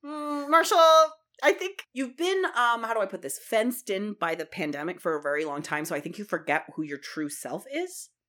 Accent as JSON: {"language": "English", "region": "Ontario", "country": "Canada", "said": "I'm from Ontario and I say aunt"}